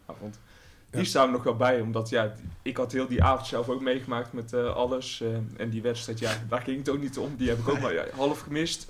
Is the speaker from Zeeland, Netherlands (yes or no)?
no; Tilburg, North Brabant, Netherlands; accent: Brabants; moved away as an adult; now in The Hague, Netherlands; ik ben in Tilburg geboren. Mm Kom gewoon uit de regio.